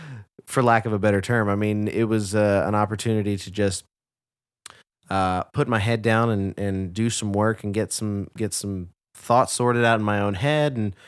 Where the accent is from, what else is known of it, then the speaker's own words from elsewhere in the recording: Garland, Texas, United States; Shelby and I grew up in Garland, Texas, and we were very active in this like theater community in our local community theater.